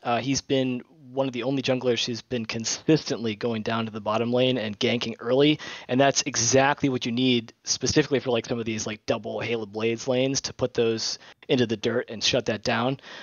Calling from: Nashua, New Hampshire, United States; I'm actually calling from Nashua, New Hampshire

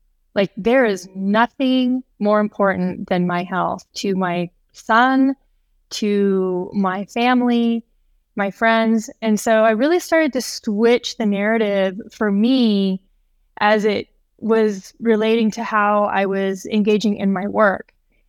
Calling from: Bozeman, Montana, United States; I am coming in from Bozeman, Montana.

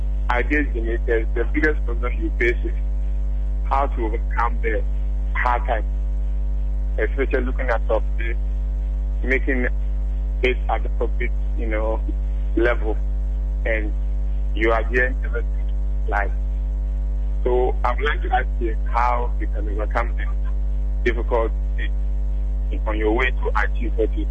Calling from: Australia; … from

